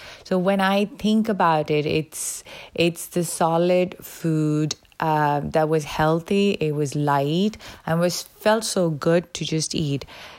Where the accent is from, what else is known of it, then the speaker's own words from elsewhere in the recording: India; moved away as an adult; now in Connecticut, United States; I live in Connecticut, in Northeast US. I am originally from India